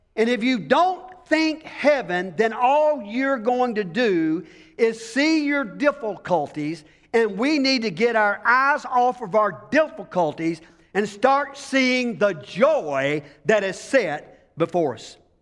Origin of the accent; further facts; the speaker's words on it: United States; as being American